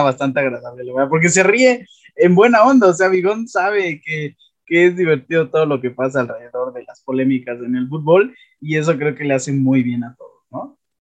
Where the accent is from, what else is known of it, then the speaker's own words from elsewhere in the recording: Mexico; Yo como aficionado mexicano y aficionado de la Liga MX